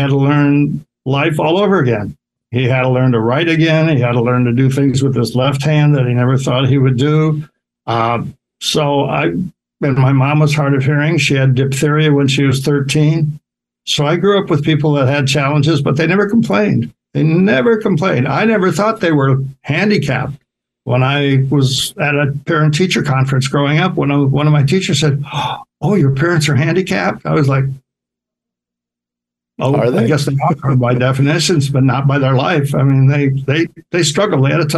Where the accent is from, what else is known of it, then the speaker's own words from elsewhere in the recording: Sioux City, Iowa, United States; moved away; I grew up in Sioux City, which is like about 100,000, fairly big for the Midwest.